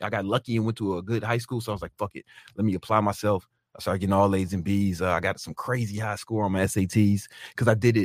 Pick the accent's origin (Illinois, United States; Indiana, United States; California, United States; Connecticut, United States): Illinois, United States; Chicago; I'm from Southside Chicago